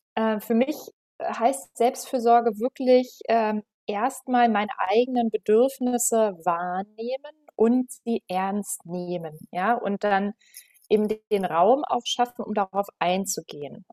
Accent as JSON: {"language": "German", "region": "Berlin", "country": "Germany", "said": "ich komme aus Berlin, bin 35 Jahre alt"}